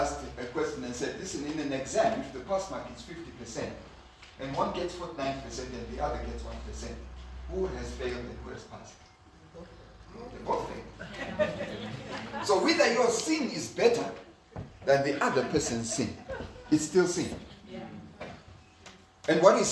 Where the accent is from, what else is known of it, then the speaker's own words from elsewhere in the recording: Zimbabwe; I come from Zimbabwe